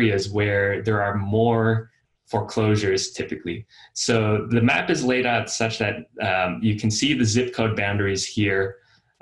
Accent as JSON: {"language": "English", "town": "Austin", "region": "Texas", "country": "United States", "said": "I'm from Austin"}